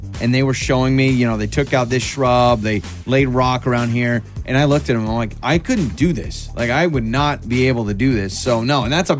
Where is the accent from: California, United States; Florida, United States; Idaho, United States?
Idaho, United States; Troy; I looked for my hometown of Troy, Idaho.